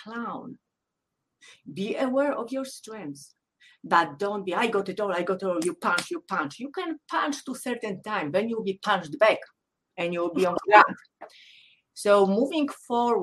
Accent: Poland; English is a second language; moved away as an adult; growing up in Poland, I was selected very young in my life to be so-called athlete nerd

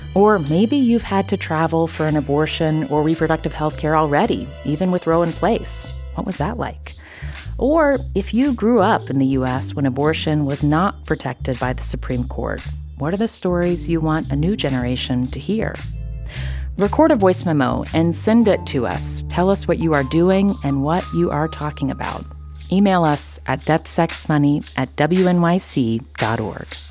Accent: West Virginia, United States; I grew up in West Virginia, and one thing that that you're sort of taught growing up in West Virginia

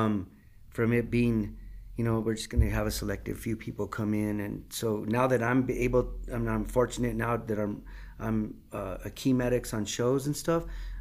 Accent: United States; I grew up in Old Town. And went to San Felipe, and we were in church all the time

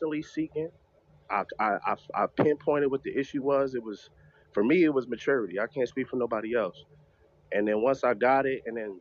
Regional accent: New York, United States; I'm from New York

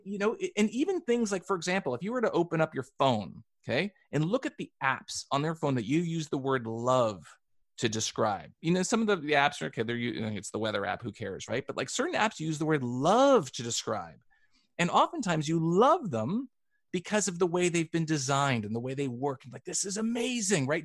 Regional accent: Canada; I'm Canadian and I grew up playing hockey

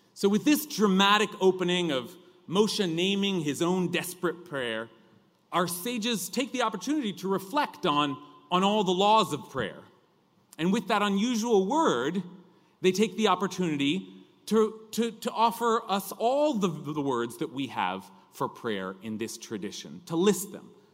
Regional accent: California, United States; accent: California drawl; my accent, that, that California drawl

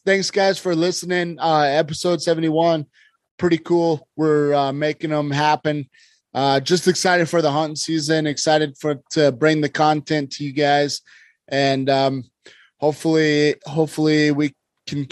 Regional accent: Idaho, United States; where we grew up in Idaho

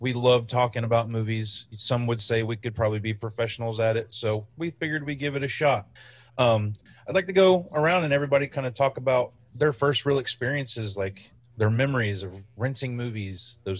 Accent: Florida, United States; We're from Florida.

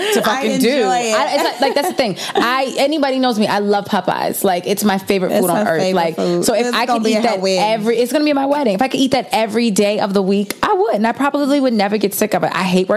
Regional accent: Baltimore, Maryland, United States; I'm from Baltimore. I'm from, like, the home of the chicken boxes. Like, I grew up on chicken boxes

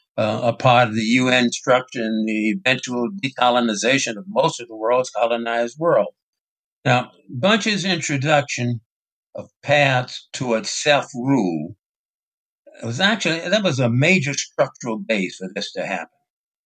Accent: Selma, Alabama, United States; growing up in Selma in the 30s and the 40s as a young Black student.

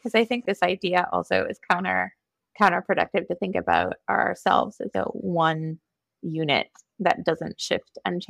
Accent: Eden Prairie, Minnesota, United States; being raised Minnesotan or being raised female

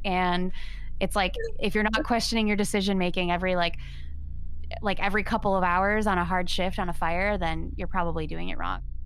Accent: Michigan, United States; moved away; I'm from Michigan. Growing up there, didn't really have wildfire in my consciousness.

